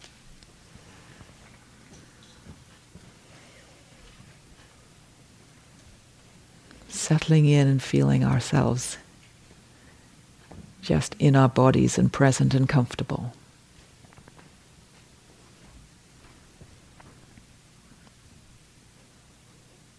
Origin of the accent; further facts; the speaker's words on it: England, United Kingdom; I am English